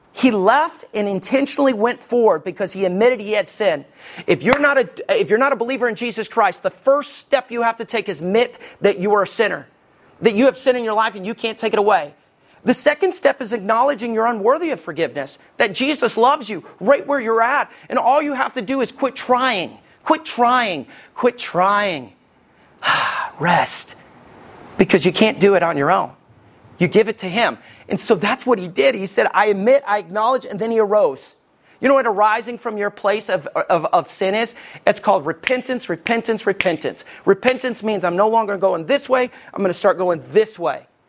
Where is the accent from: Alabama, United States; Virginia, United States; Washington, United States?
Alabama, United States; Somerville; also born or lived in Arab, Alabama; I stayed in Somerville